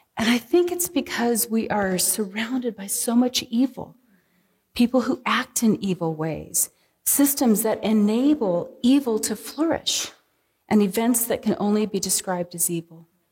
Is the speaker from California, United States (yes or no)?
yes; San Diego, California, United States; moved away; growing up in San Diego.